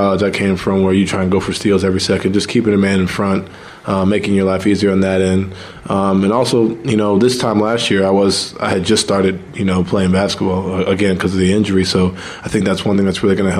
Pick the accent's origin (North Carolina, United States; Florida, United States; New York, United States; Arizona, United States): New York, United States